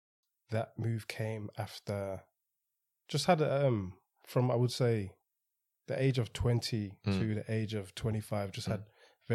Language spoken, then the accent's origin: English; Birmingham, West Midlands, United Kingdom; born there; No, so I was born in Birmingham.